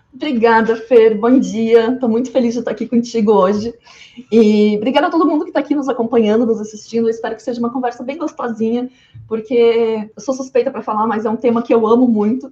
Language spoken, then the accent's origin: Portuguese; interior of Rio Grande do Sul, Brazil; eu sou do interior do Rio Grande do Sul